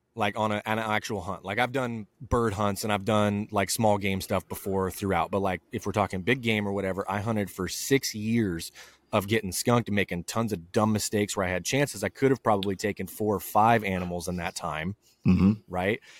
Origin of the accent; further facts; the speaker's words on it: southern Idaho, United States; my hometown in southern Idaho.